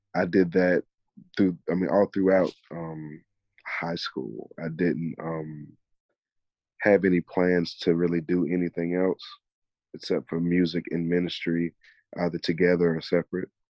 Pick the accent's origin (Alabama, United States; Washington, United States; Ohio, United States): Alabama, United States; Mobile; growing up in Mobile